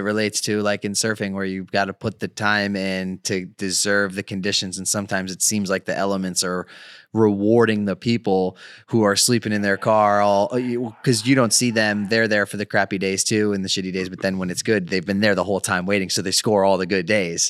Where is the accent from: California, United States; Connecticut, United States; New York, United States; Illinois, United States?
Connecticut, United States; born or raised there; moved away